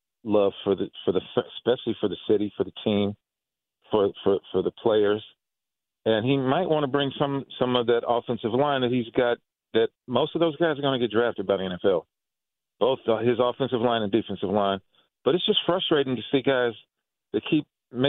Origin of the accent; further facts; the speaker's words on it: Chicago, Illinois, United States; South Side